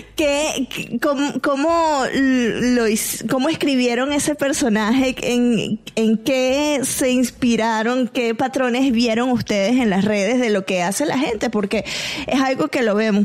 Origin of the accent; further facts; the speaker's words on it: Venezuela; yo como venezolana